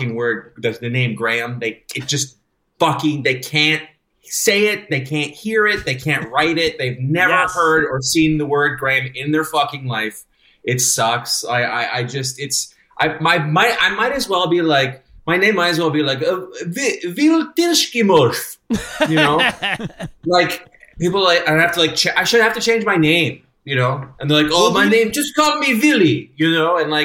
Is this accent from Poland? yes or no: no; Canada; now in United States; as a Canadian